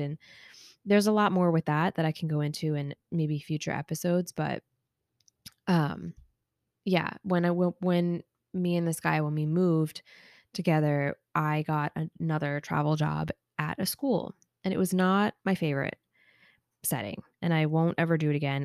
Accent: Long Island, New York, United States; moved away as an adult; now in California, United States; I am from Long Island originally

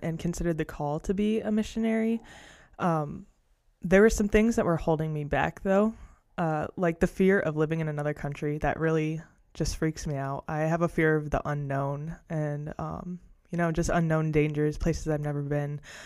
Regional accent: Ohio, United States; I'm from Ohio, the same hometown as Josiah.

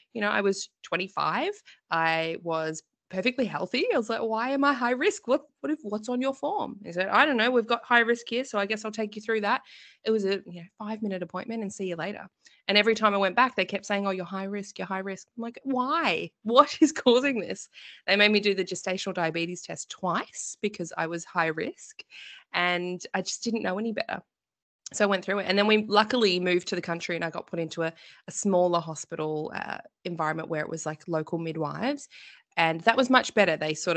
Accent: Victoria, Australia; But we are originally from Victoria as well. So a lot of our family is here. And we are due to move to Queensland in about 3 months' time. So we move a lot.

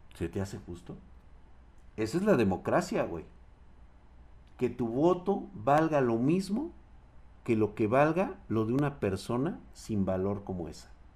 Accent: Mexico; como mexicanos

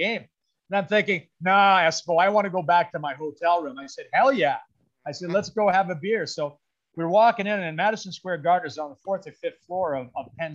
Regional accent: Milverton, Ontario, Canada; also born or lived in Listowel, Ontario / Elmira, Ontario / Kitchener-Waterloo, Ontario; I was born in Listowel. So I was born in Listowel, but when I was about 1 month old, we moved to Milverton

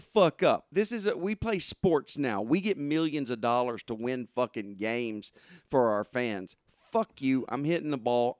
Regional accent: Southern Arkansas, United States; I grew up in Southern Arkansas

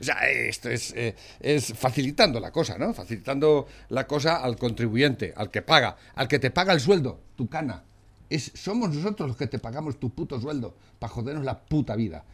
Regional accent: Spain; Yo como español

